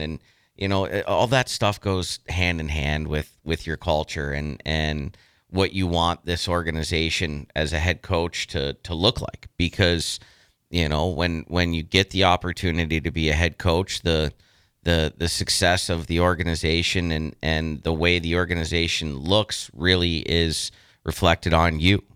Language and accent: English; Youngstown, Ohio, United States; now in Lincoln, United States; I'm from Youngstown. I've coached the Phantoms. My whole family's there